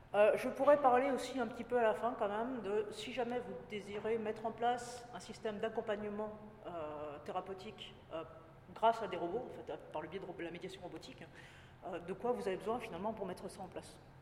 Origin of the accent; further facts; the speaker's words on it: Paris, Île-de-France, France; moved away as an adult; also born or lived in Japan / Poitiers / Italy; now in Nantes, France; je suis parisienne d'origine